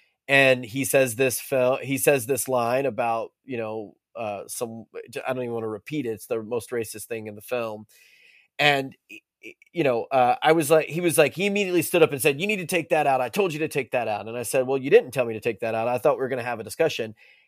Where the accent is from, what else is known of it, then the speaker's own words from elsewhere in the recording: Monroe, North Carolina, United States; also born or lived in Currituck County, North Carolina / Philadelphia; I grew up not in Lincolnton, but in Monroe is one of the places I grew up, and Currituck County, North Carolina, is another place that I grew up. The sort of inner city Philadelphia in a public housing is another place I grew up.